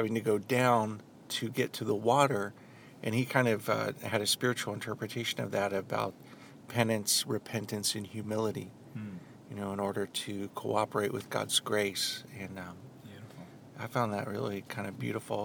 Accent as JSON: {"language": "English", "region": "Indiana", "country": "United States", "said": "I'm from Indiana"}